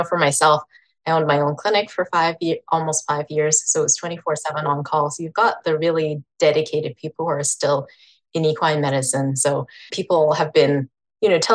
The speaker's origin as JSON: {"language": "English", "town": "Edmonton", "region": "Alberta", "country": "Canada", "tie": "born or raised there", "said": "I spent like 11 years or so in Edmonton, which is north of where I am now"}